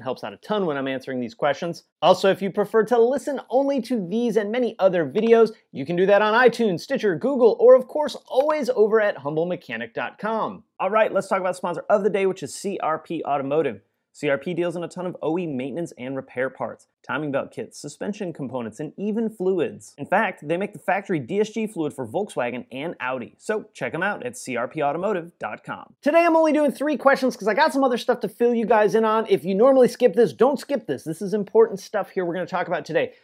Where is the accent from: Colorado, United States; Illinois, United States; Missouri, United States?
Illinois, United States; Joliet; moved away; my hometown, weirdly enough, like six miles from where I grew up, super strange, of Joliet, Illinois